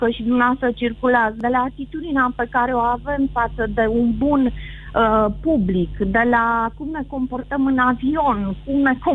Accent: Romania; să nu, să nu fie jenă de fel că sunt româncă

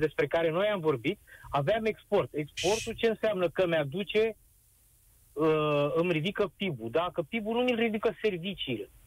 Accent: Romania; noi ca români

